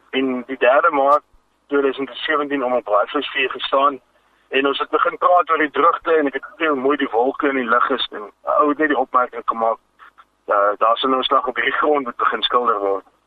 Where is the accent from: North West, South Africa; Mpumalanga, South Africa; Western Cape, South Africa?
Western Cape, South Africa; Vredendal; ek is van Vredendal